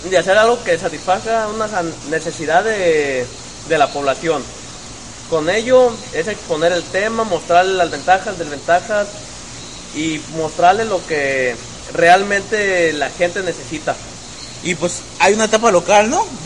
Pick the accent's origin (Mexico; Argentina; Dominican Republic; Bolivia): Mexico; Y fíjense, muchas veces nosotros aquí como mexicanos nos dicen